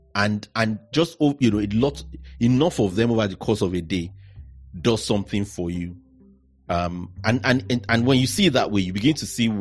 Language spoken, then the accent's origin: English; Nigeria; moved away as an adult; now in United Kingdom; growing up in Nigeria